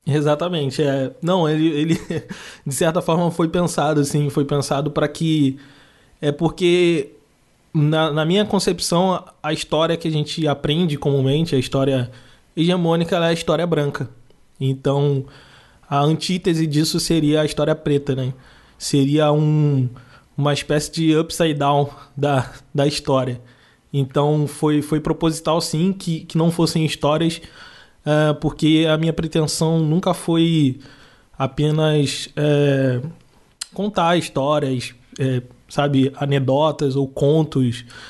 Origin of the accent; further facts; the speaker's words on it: Nova Iguaçu, Rio de Janeiro, Brazil; moved away as an adult; also born or lived in Rio Grande, Rio Grande do Sul; Eu sou do Rio de Janeiro, de Nova Iguaçu, e lá em Nova Iguaçu a maioria das pessoas são como eu. Então eu vivi toda uma vida na Baixada Fluminense